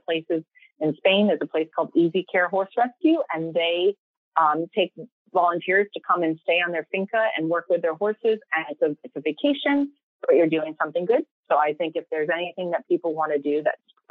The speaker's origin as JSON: {"language": "English", "country": "United States", "moved": "as an adult", "lives_now": "England, United Kingdom", "said": "as an American"}